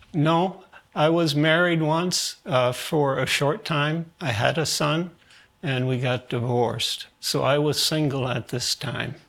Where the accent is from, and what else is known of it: New York City, New York, United States; born or raised there; also born or lived in Germany